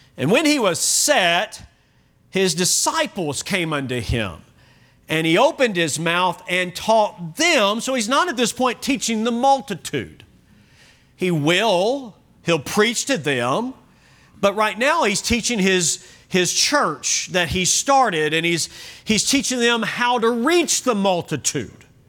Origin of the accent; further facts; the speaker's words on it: Kentucky, United States; now in Oklahoma, United States; I was born in Kentucky